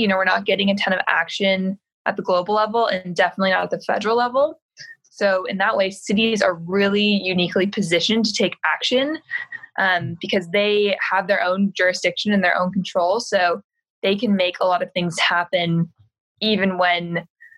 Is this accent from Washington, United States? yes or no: yes; Seattle, Washington, United States; growing up in Seattle in the outdoors.